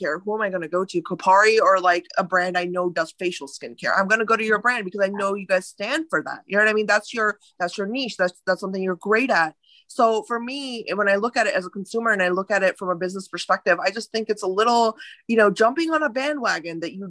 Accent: India; moved away; I'm Indian by ethnicity, and I was born in India. I grew up there for a while.

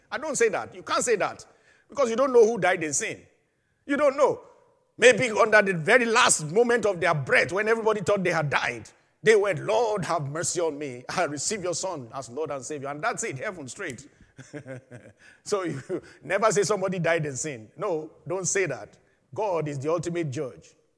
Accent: Nigeria; my home country, Nigeria

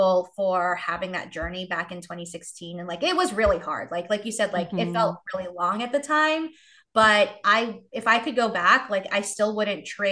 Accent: New York City, New York, United States; moved away as an adult; also born or lived in Asheville, North Carolina; now in Charlotte, United States; I grew up in New York City

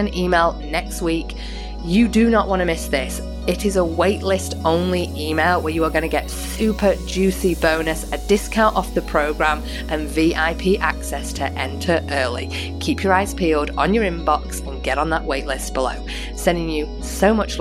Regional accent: United Kingdom; now in Australia; we used to in the UK

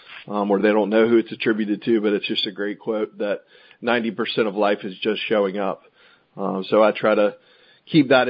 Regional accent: Raleigh, North Carolina, United States; I'm from North Carolina, grew up in Raleigh, went to UNC in Chapel Hill for undergrad

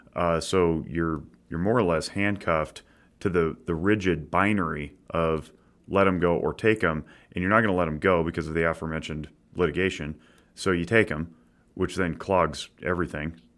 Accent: Nevada, United States; we're all from Nevada

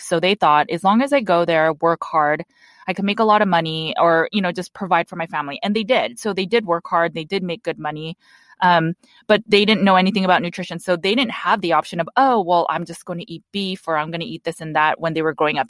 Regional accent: Los Angeles, California, United States; I was born and raised in Los Angeles, California

